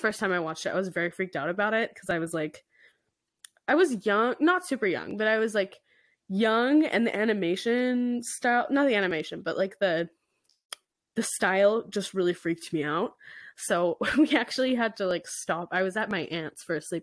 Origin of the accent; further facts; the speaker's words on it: Alberta, Canada; We're from Alberta. It's so cold.